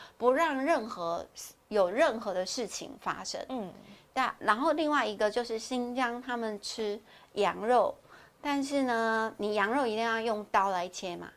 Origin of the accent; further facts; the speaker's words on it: Taiwan; 我们台湾是属于亚热带国家，潮湿，每天流汗